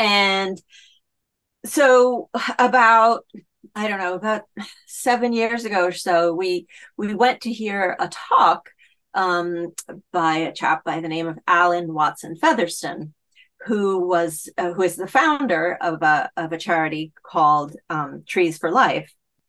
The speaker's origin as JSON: {"language": "English", "country": "Italy", "tie": "born or raised there", "lives_now": "United Kingdom", "said": "I've been living in the UK for a very long time, a couple of decades, in fact. And I grew up in Italy as well."}